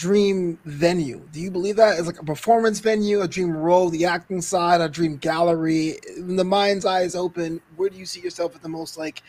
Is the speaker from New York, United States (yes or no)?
yes; New York City, New York, United States; moved away as an adult; also born or lived in Florida; now in Los Angeles, United States; We're from Brooklyn. I lived in Florida for about 4 years, came out to LA 15 years ago.